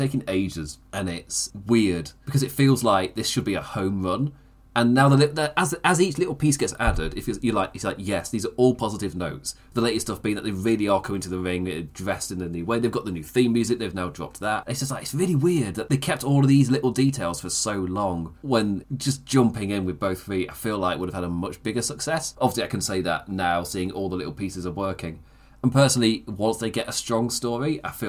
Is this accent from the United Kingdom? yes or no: yes; England, United Kingdom; as an English person